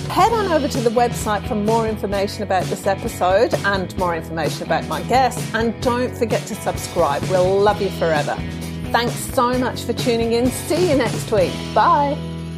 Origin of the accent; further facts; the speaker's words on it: Western Australia, Australia; moved away; also born or lived in New South Wales; we're from Western Australia.